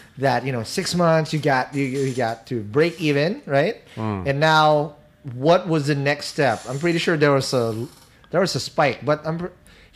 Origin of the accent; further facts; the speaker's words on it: Quezon City, Metro Manila, Philippines; that's my hood. I grew up there.